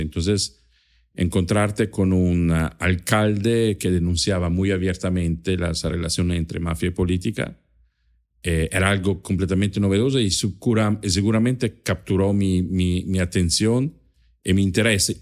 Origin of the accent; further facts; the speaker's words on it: Trento, Trentino-Alto Adige, Italy; first language German and Italian; Spanish is a second language; moved away; yo nací en Italia, en el norte de Italia, en una zona de, de límite entre Italia y Austria